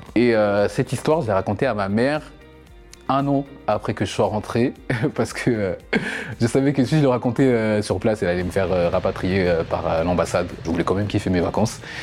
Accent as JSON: {"language": "French", "country": "France", "said": "je suis français, je suis français"}